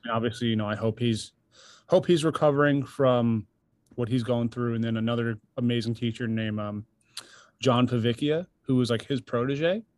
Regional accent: New York, United States; now in Nashville, United States; I'm from New York originally

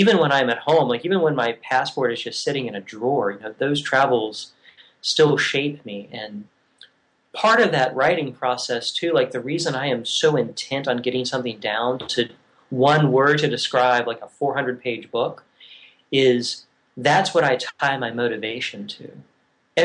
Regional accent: Virginia, United States; moved away as an adult; also born or lived in Oregon / Tennessee / Scotland; I grew up in Virginia and moved to Oregon

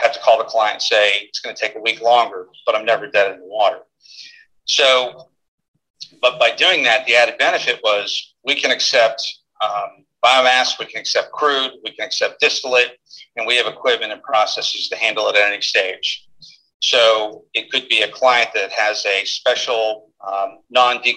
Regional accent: Pennsylvania, United States; moved away as an adult; also born or lived in Texas; It's my hometown, my home state.

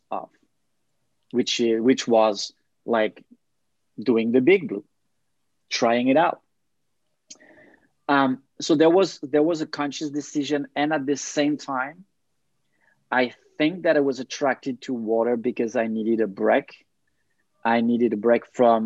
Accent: France; moved away as an adult; also born or lived in Thailand / Denmark; now in Montreal, Canada; I have roots, family roots in Serbia, but I grew up in France

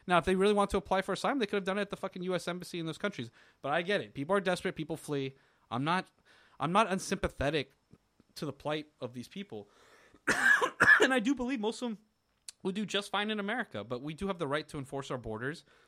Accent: Florida, United States; growing up in Florida

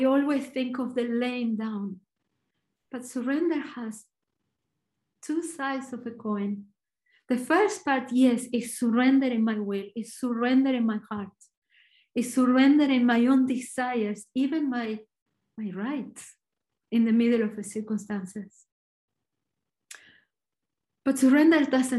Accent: Argentina; English is a second language; I'm Argentinian, so my accent is probably a little bit different

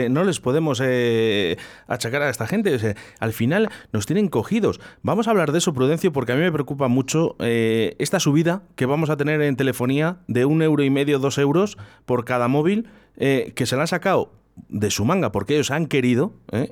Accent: Spain; somos muchos españoles

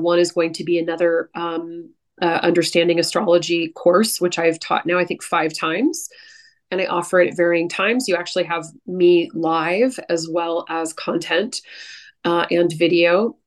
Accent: San Francisco Bay Area, California, United States; moved away; I'm from the San Francisco Bay Area

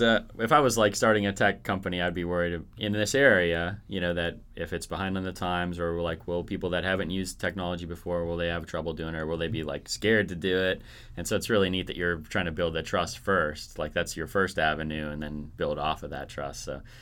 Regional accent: Fargo, North Dakota, United States; born there; I was born in Fargo, North Dakota

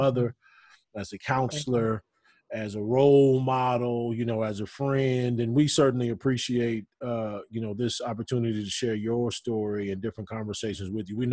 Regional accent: Southern California, United States; now in Texas, United States; I'm from Southern California, so we like to ride.

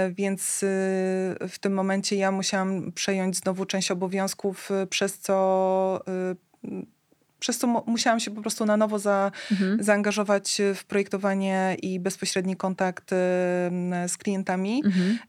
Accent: Tricity, Pomeranian Voivodeship, Poland; u nas w Trójmieście

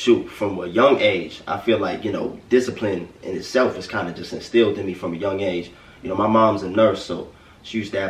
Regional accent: New York City, New York, United States; I'm from the Bronx, New York.

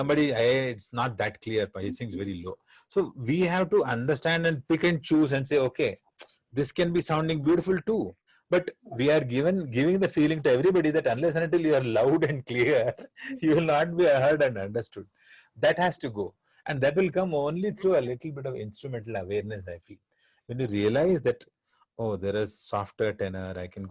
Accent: Varanasi, Uttar Pradesh, India; first language Hindi; English is a second language; naturally I was born into Hindi, because I was born in Benares. I had Hindi all across me.

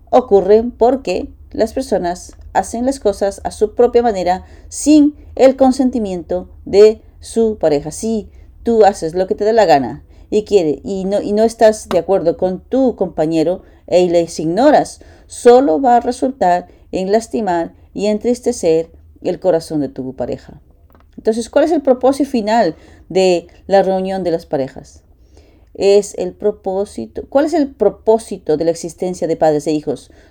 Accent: New York, United States; now in Romania; tengo 20 años, eh, soy de Nueva York, estoy en el tercer año de GPA, de la Academia de Paz.

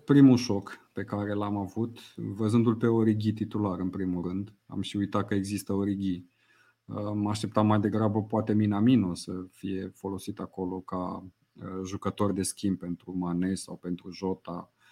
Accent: Romania; noi ca români

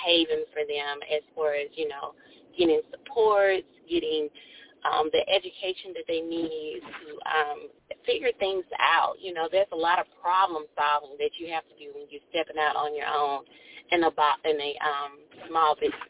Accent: Columbus, Ohio, United States; When we were growing up in Columbus

